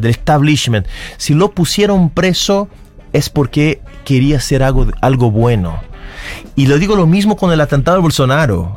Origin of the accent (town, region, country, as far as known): Brazil